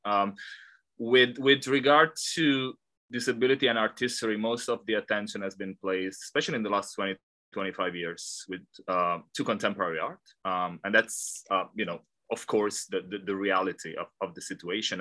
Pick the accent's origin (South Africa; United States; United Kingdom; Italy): Italy; moved away as an adult; also born or lived in Australia; now in Hong Kong; I am Italian. I completed my doctorate in Australia before moving to Hong Kong.